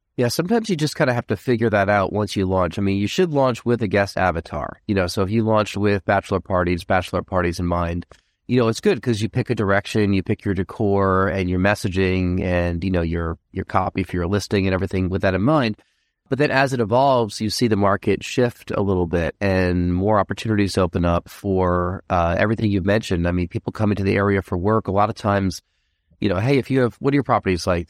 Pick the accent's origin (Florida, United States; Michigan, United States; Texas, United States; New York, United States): New York, United States; Rockland County; I'm from Rockland County, New York.